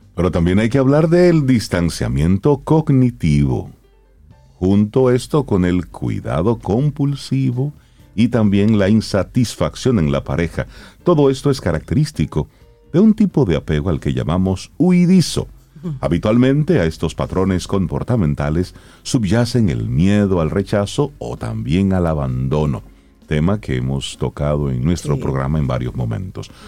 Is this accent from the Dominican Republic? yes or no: yes; Salcedo, Hermanas Mirabal, Dominican Republic; yo que soy de Salcedo